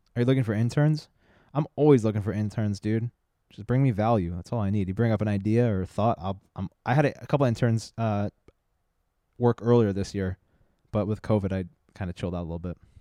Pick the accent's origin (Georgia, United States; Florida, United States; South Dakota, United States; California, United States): California, United States; San Diego; also born or lived in La Jolla; I grew up in San Diego and La Jolla